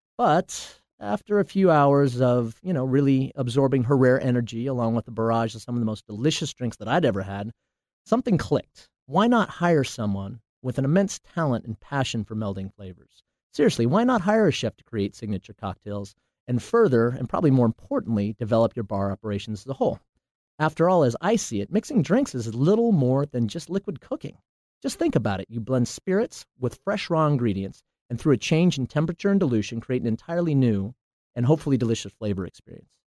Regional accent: Portland, Oregon, United States; I'm from Portland, Oregon

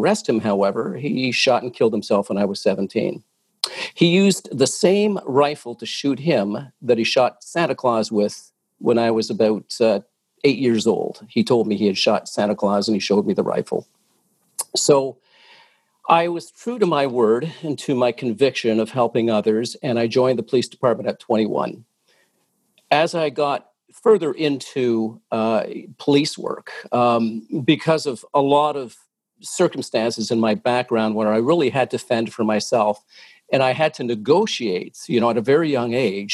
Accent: Oshawa, Ontario, Canada; now in Toronto, Canada; I was born and raised in Oshawa

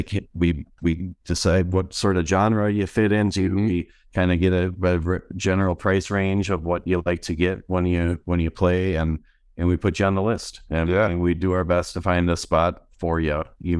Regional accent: West Bend, Wisconsin, United States; This concept isn't original or specific to West Bend, Wisconsin.

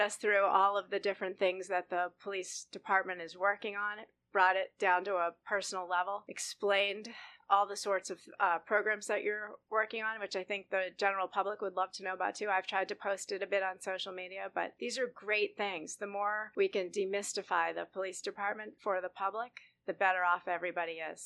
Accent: Boston, Massachusetts, United States; moved away as an adult; now in Scottsdale, United States; I grew up in Boston

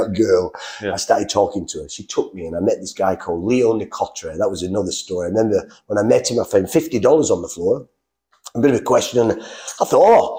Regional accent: England, United Kingdom; moved away; I'm from England

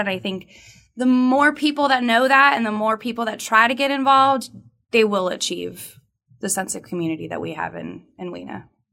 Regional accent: Southern California, United States; I am from Southern California.

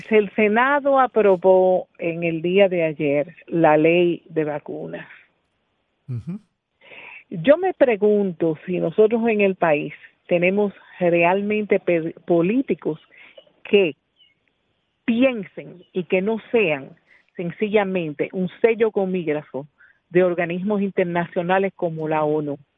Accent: Dominican Republic; Somos nosotros los dominicanos a los que nos tienen que buscar la solución a los problemas, no a los haitianos

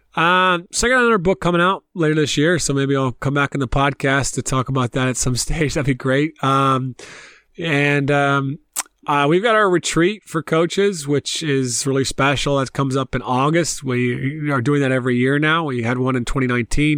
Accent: Columbia, South Carolina, United States; moved away as an adult; also born or lived in Tennessee / Pennsylvania; now in Ireland; I left South Carolina where I grew up and I played. Obviously, I grew up in Columbia.

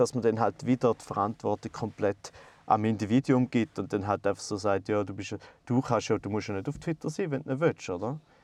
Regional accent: Goldach, St. Gallen, Switzerland; ich bin in Goldach aufgewachsen

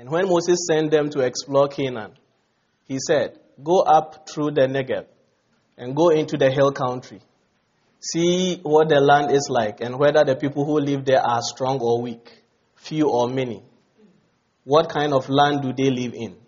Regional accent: Ghana

